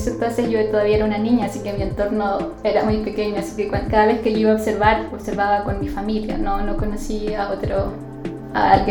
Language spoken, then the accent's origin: Spanish; Iquique, Tarapacá, Chile; moved away as an adult; also born or lived in Concepción, Chile; now in Copiapó, Chile; yo soy del norte de Chile, soy de la ciudad de Iquique y viví allí hasta que terminé el colegio y luego me mudé a Concepción a hacer el pregrado en astronomía